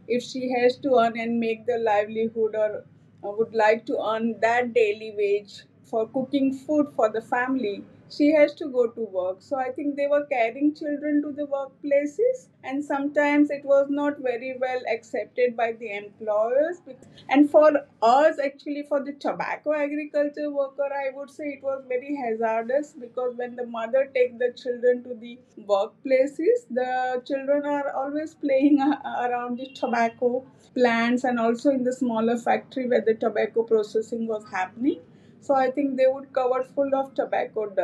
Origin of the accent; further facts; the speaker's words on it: Anand district, Gujarat, India; now in Ahmedabad, India; originally I come from a tobacco agriculture worker family from Anand district of Gujarat state.